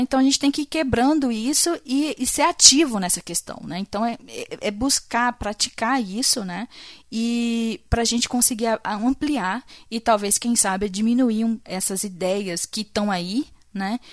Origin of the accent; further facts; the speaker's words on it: Brazil; como brasileiro